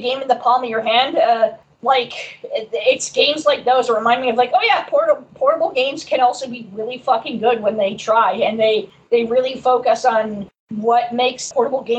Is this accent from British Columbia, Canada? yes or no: no; Saskatoon, Saskatchewan, Canada; my hometown of Saskatoon, Saskatchewan, Canada